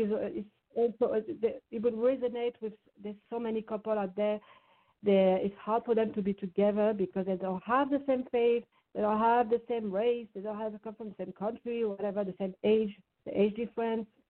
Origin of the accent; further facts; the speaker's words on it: Saint-Étienne, Auvergne-Rhône-Alpes, France; English is a second language; moved away; also born or lived in Paris; Saint Etienne is the name of my uh, hometown. My hometown, which is situated in uh, east, uh, like southeast of France, near uh, Lyon